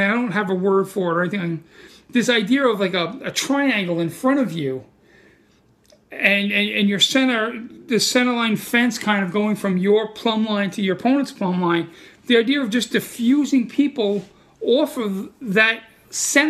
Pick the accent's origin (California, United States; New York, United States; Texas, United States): New York, United States; New York City; accent: Brooklyn; I'm from Brooklyn